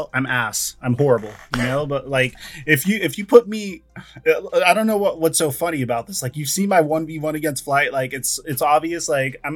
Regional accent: Texas, United States; moved away; We're all from Texas

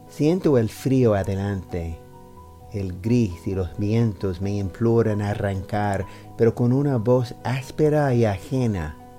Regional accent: New York, United States; Spanish is a second language; soy estadounidense de Nueva York. Empecé a recitar poesía como una forma de seguir practicando español

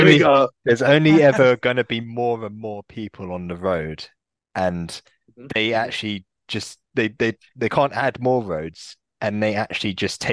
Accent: England, United Kingdom; I'm English.

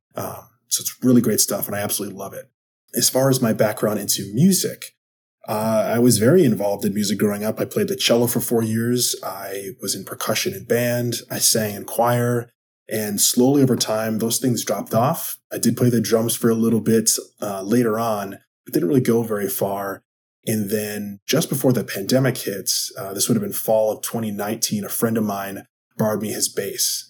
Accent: Wisconsin, United States; I am from Wisconsin.

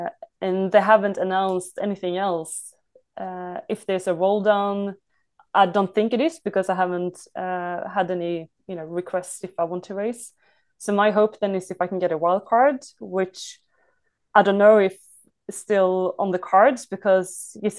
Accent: Sweden; I came from Sweden.

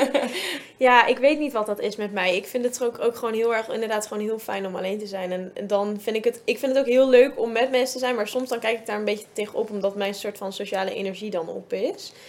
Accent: Zevenaar, Gelderland, Netherlands; ik kom uit Zevenaar

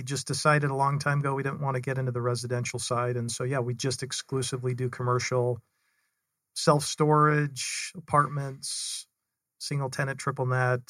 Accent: Salt Lake City, Utah, United States; So I am originally from Salt Lake City, Utah, born and raised up there, had four older sisters.

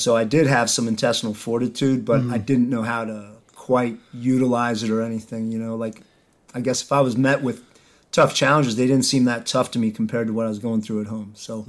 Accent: Ephrata, Pennsylvania, United States; I grew up in Ephrata.

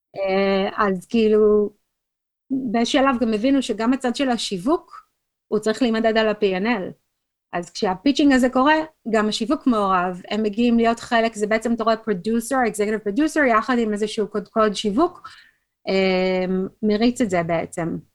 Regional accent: Israel; moved away as an adult; now in United States; בתור ישראלית

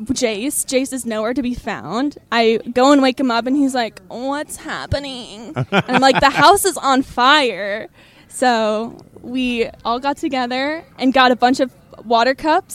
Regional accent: North Idaho, United States; now in Oregon, United States; I'm from North Idaho

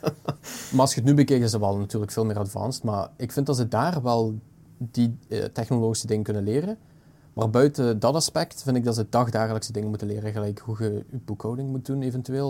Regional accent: Belgium; We zijn een tweetalig land. Eigenlijk een mhm. beetje drietalig met dat Duits mini-gedeelte

